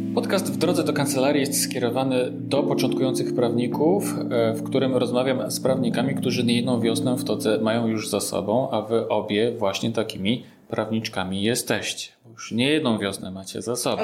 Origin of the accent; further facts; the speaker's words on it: Warsaw, Masovian Voivodeship, Poland; jestem też z Warszawy